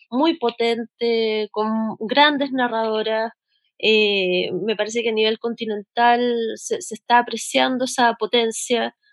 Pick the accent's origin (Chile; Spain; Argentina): Chile; Santiago, Santiago Metropolitan Region; en mi país, donde estamos viviendo un estallido social y donde se están reconfigurando los imaginarios, ¿no? Estamos viendo sobre todo un estallido que tiene que ver con la relaboración de los signos y de los símbolos. Eh, hoy día la Plaza de la Dignidad en el centro de la ciudad